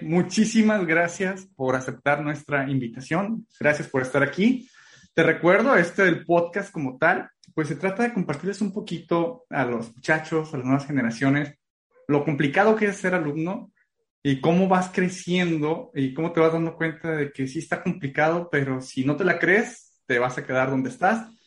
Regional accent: Guadalajara, Jalisco, Mexico; also born or lived in Tepic; now in Tijuana, Mexico; yo vengo corriendo de Guadalajara y que algún tiempo viví en Tepic

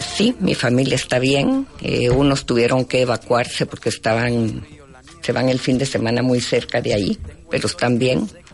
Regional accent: Guatemala; mi formación más profunda como ser humano, como mujer, como guatemalteca.

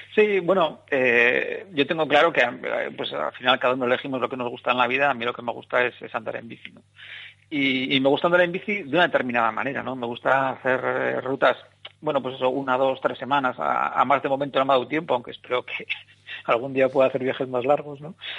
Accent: Bilbao, Basque Country, Spain; soy de aquí de Bilbao

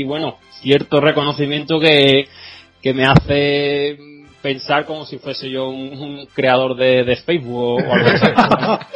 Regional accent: Seville, Andalusia, Spain; soy un chico de Sevilla

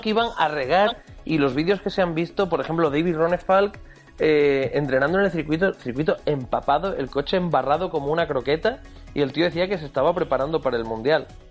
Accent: Spain; nosotros somos españoles

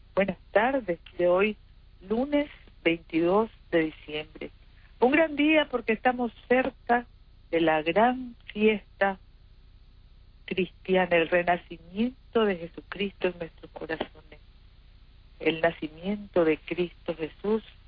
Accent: Nicaragua; como cristianos que somos, como nicaragüenses hermanos que somos

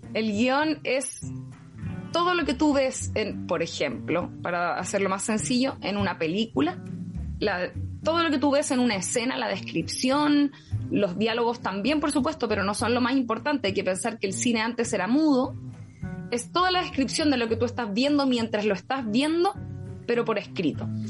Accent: Rancagua, O'Higgins, Chile; moved away as an adult; now in Santiago, Chile; soy de Rancagua. nacida en Santiago, pero criada en Rancagua. Sexta región

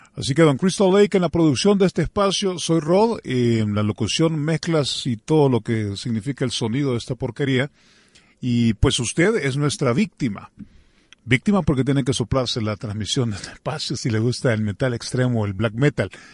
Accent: El Salvador

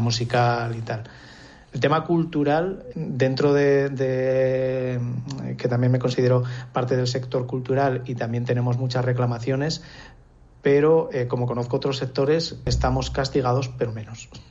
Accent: Nájera, La Rioja, Spain; also born or lived in Alesanco / Logroño; now in Villamediana de Iregua, Spain; me he criado entre Alesanco y Nájera

